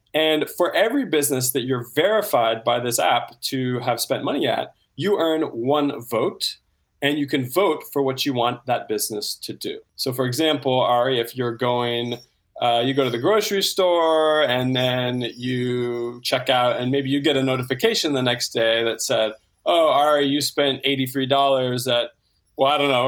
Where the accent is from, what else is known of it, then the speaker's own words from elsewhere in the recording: Santa Rosa, California, United States; Yeah, so I grew up in Santa Rosa, California, in the wine country